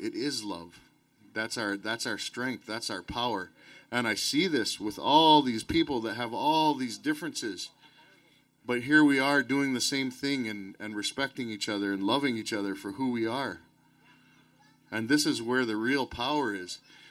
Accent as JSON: {"language": "English", "town": "Anigaming", "region": "Ontario", "country": "Canada", "said": "I'm from Anigaming in Ontario"}